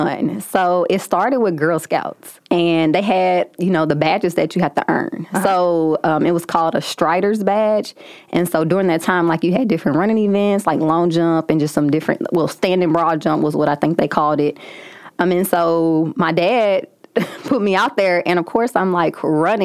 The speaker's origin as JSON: {"language": "English", "town": "St. Louis", "region": "Missouri", "country": "United States", "said": "I'm from St. Louis, so just being kind of a hometown hero"}